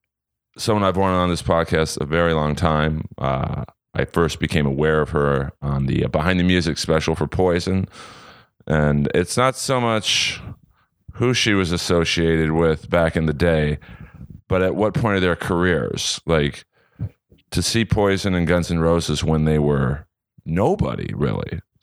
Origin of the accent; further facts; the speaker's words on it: Los Angeles, California, United States; But so growing up in Bel Air, I would go to parties in Hollywood, and I'd have to take the Sunset Strip.